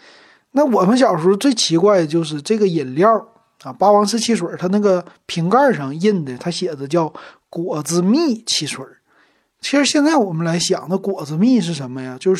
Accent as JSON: {"language": "Chinese", "town": "Shenyang", "region": "Liaoning", "country": "China", "tie": "born or raised there", "said": "我家那阵儿就在大东住啊，就是一个大东区，咱们的一个区。 … 呢，从小我就生在大东区，长在大东区。"}